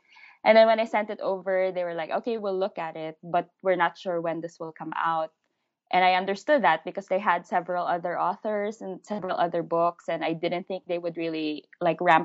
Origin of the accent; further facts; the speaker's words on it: Philippines; first language English; I'm a Filipino living in the Philippines